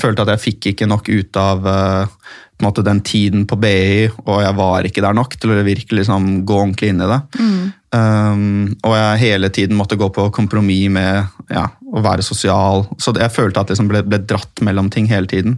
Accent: Oslo, Norway; also born or lived in Tromsø, Norway / Bærum, Norway / United States; jeg vokste opp i Oslo. Jeg, født, jeg er født i Tromsø. Uh, så flyttet vi uh, til Oslo eller Bærum når jeg var sånn fire-fem år.

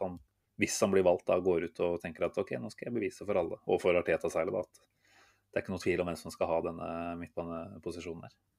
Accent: Norway

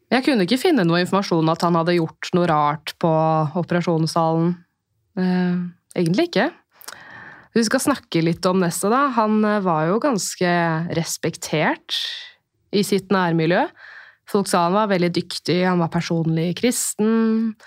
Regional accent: Holmestrand, Vestfold, Norway; jeg er jo fra Holmestrand

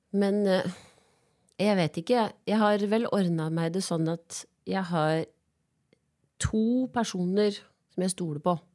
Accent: Biri, Innlandet, Norway; also born or lived in Gjøvik

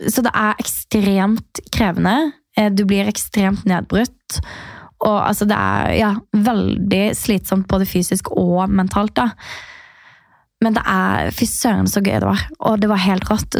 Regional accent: Birkeland, Agder, Norway; now in Oslo, Norway; jeg er rett og slett eh, vokst opp på et veldig lite sted som heter Birkeland. Ja. Og der, eh, altså Det er ca. en halvtime unna Kristiansand. Så det er på Sørlandet

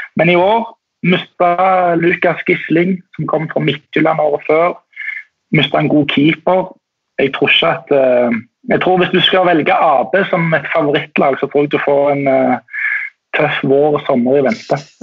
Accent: Tórshavn, Faroe Islands; moved away; jeg er jo eh, fra Torsand og eh, oppvokst med B36

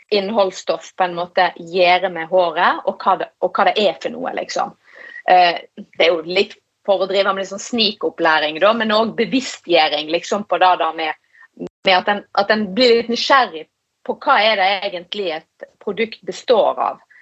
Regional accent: Western Norway, Norway; Nå har de jo allerede påpekt hvor jeg er ifra. Jeg er jo eh, fra Vestlandet, og jeg, jeg driver jo eh, en 100 nynorsk bedrift, så jeg er nummer én opptatt av språk.

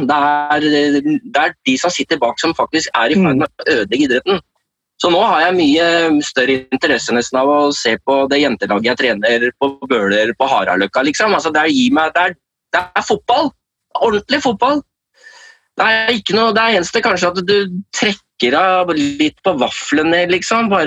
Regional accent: Denmark; Norwegian is a second language; jeg er jo en dansk journalist ikke sant

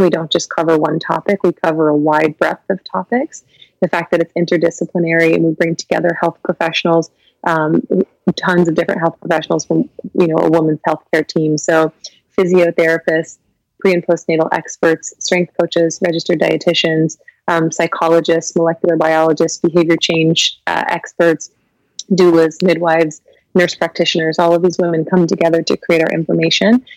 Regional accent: Kentucky, United States; also born or lived in Lexington, Kentucky; I was born and raised in Kentucky

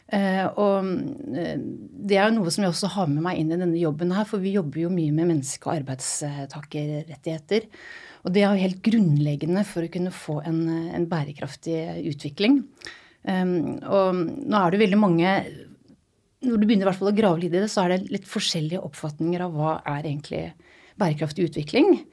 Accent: Balsfjorden, Troms, Norway; also born or lived in Randaberg; For egentlig fra Randaberg utenfor Stavanger. Og så har jeg oppvokst eh, ifra, mm, på Storsjønes i Balsfjorden.

